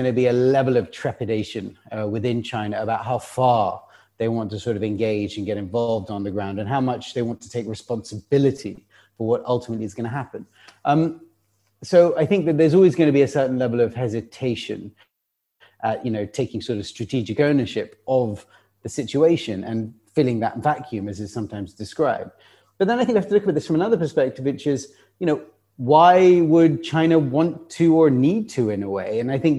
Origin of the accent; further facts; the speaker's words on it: United Kingdom; me being a British person